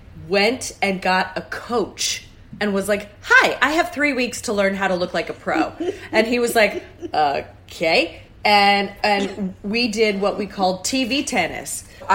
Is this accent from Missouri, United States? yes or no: yes; St. Louis, Missouri, United States; from St. Louis.